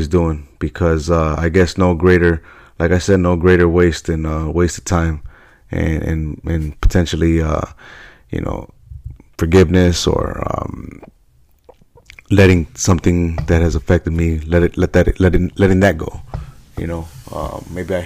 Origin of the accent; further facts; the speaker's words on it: Chicago, Illinois, United States; I'm from Chicago